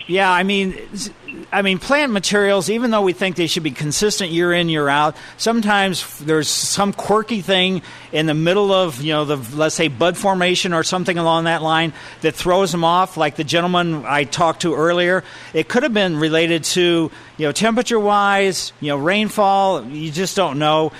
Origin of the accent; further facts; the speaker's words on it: Ellisville, Missouri, United States; Growing up in Maple Lane in Ellisville, where silver maples was our trees